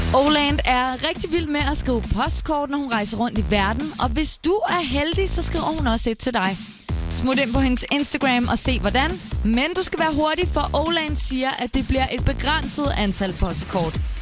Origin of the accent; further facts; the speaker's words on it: Svendborg, Southern Denmark, Denmark; accent: Funen; now in Copenhagen, Denmark; Jeg har jo haft alle mine ungdomsår i Svendborg, gået på handelsskolen